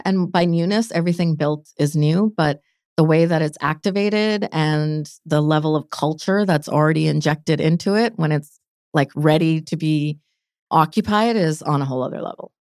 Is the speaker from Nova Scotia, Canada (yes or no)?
no; Delta, British Columbia, Canada; also born or lived in Calgary; I'm born and raised in Vancouver, North Delta.